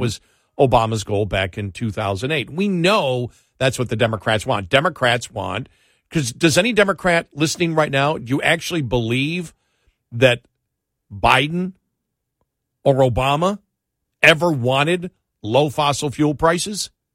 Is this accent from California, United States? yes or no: no; Buffalo, New York, United States; moved away; I'm from Buffalo